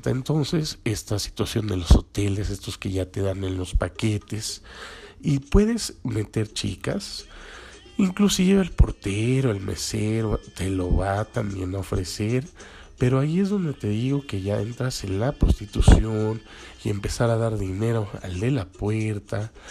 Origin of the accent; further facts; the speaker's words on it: Mexico; nosotros no estamos acostumbrados como eh, como mexicanos, pues